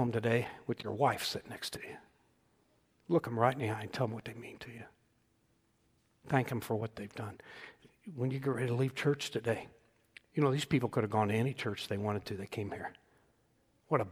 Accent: Indiana, United States; I was born in Indiana, not Kentucky. I could have been a Kentuckian. Praise God, I'm a Hoosier.

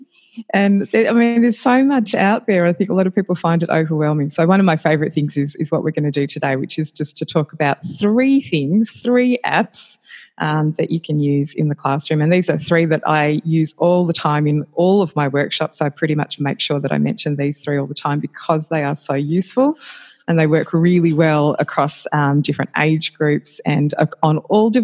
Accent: Australia; I'm Australian and based in Australia still

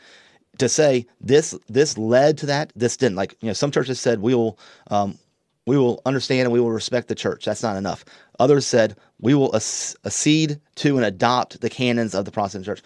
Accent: Columbia, South Carolina, United States; moved away as an adult; now in Myrtle Beach, United States; we came back and visited South Carolina because I'm from Columbia

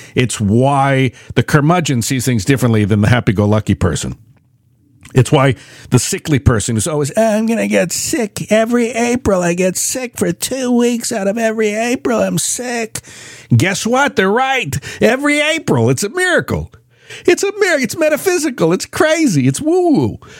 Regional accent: United States; I'm from the United States

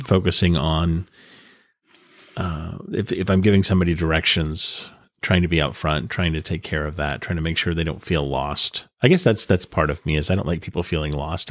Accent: New England, United States; now in San Diego, United States; I was raised in New England

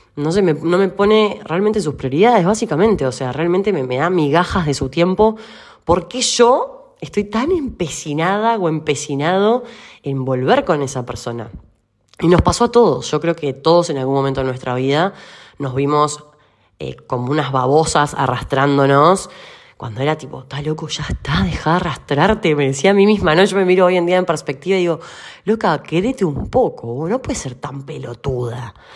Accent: Uruguay; now in Argentina; yo soy uruguaya

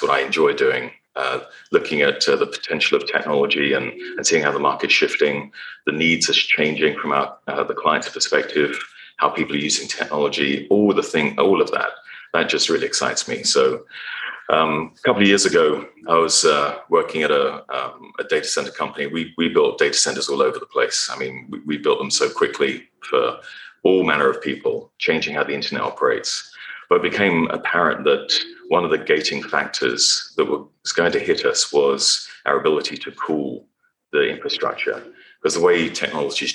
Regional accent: England, United Kingdom; moved away as an adult; also born or lived in Texas, United States; now in United States; growing up in England

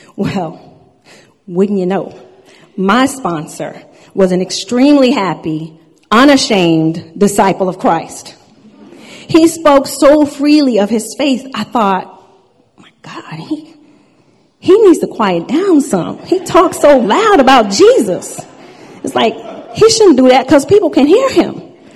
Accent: Long Island, New York, United States; I was born and raised on Long Island, New York

